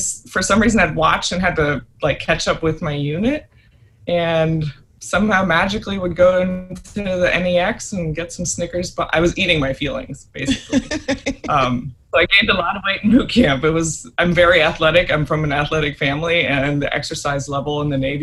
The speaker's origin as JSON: {"language": "English", "country": "Germany", "tie": "born or raised there", "also_born_or_lived": "Florida", "moved": "yes", "said": "I grew up in Germany"}